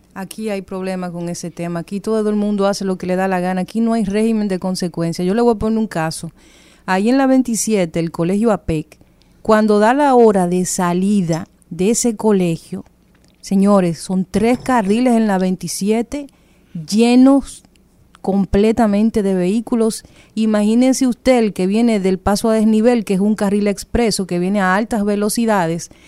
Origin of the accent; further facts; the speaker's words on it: Dominican Republic; nosotros convivimos en un país con cosas muy particulares